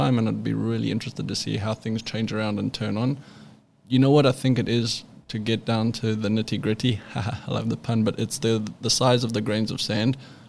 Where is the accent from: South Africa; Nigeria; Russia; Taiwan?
South Africa; now in United States; when I moved to California from South Africa, I kind of got the backdoor introduction to all the shapers.